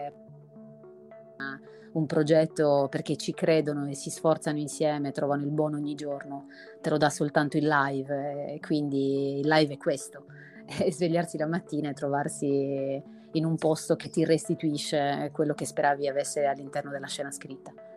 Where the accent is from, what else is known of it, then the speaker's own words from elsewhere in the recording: Sardinia, Italy; la mia terra, appunto la Sardegna